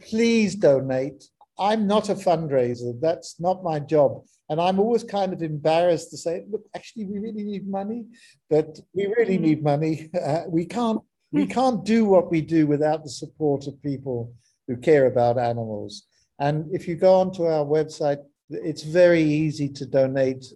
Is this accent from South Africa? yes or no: yes; South Africa; I'm South African, I'm proudly South African